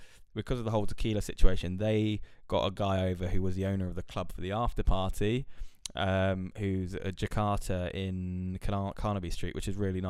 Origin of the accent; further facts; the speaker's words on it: Oxford, South East England, United Kingdom; I think it's just because of where I'm from growing up. I'm not from Chelsea, by the way. I'm from Oxford, but they all sound the same as me.